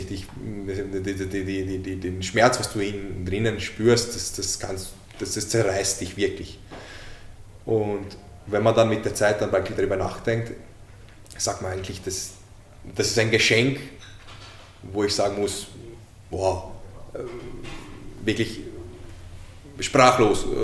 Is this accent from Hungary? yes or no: yes; Hungary; born there; Ich als gebürtiger Ungar.